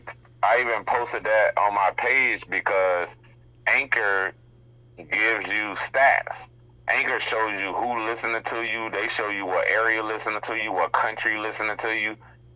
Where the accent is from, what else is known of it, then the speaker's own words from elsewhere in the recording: Hallandale Beach, Florida, United States; I'm like, nigga, I'm from Hallandale. Like, I'm from where y'all at.